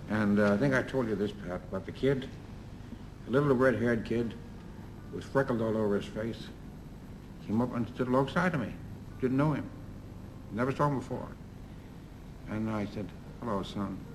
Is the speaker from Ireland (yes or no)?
yes; Ireland; I'm an Irish show-off.